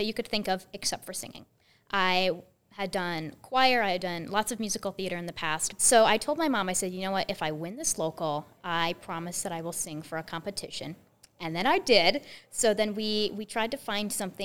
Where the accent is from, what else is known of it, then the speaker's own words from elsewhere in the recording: Pella, Iowa, United States; I am from Pella, Iowa